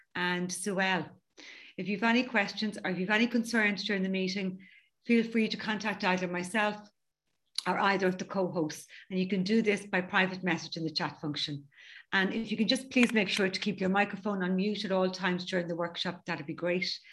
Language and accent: English; County Dublin, Leinster, Ireland; I'm from County Dublin in Ireland.